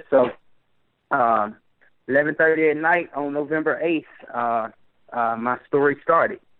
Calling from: Pensacola, Florida, United States; Uh, Pensacola, Florida.

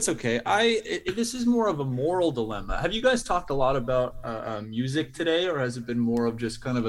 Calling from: Kitchener, Ontario, Canada; I'm calling from Kitchener, Ontario, in Canada.

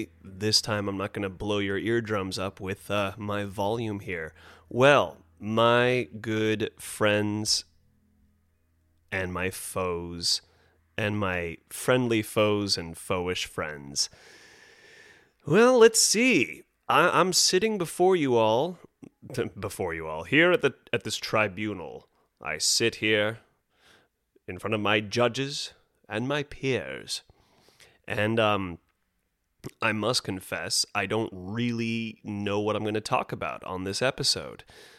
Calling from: Los Angeles, California, United States; Now, of course, I'm speaking from Los Angeles, California

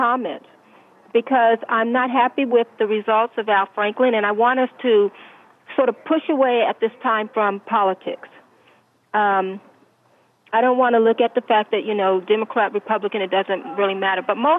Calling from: Rancho Cucamonga, California, United States; yes, I'm calling from California

